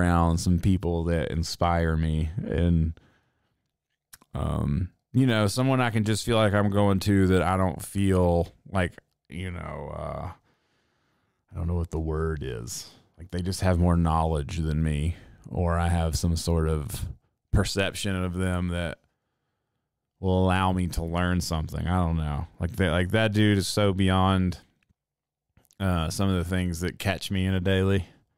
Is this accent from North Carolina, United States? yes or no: yes; Reidsville, North Carolina, United States; moved away; my hometown, Reidsville, North Carolina